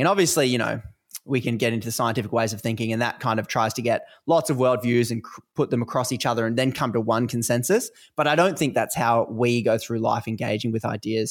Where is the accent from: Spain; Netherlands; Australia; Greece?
Australia; accent: Australian; obviously you can probably hear from my accent uh, I live in Australia